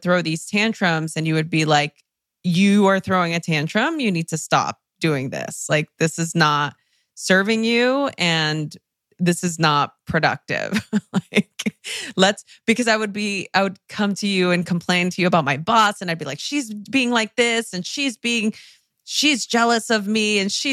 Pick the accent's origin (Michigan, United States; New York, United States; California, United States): California, United States; Los Angeles; English is a second language; I grew up in East LA during the LA riots